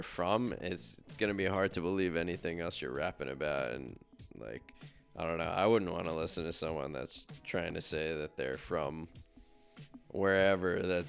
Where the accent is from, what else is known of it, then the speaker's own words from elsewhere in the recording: Yorktown, New York, United States; also born or lived in White Plains; Yeah, I'm originally from Yorktown. Born and raised. I guess I was born technically in White Plains Hospital. And then we lived in Yorktown.